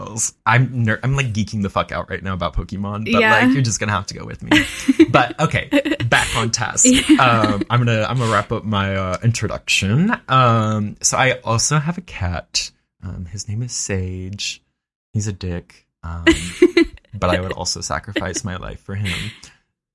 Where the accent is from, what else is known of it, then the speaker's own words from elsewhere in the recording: Elgin, Oklahoma, United States; I grew up in Elgin, Oklahoma